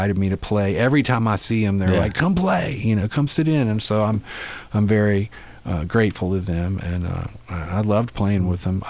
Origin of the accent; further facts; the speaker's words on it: North Carolina, United States; I grew up in North Carolina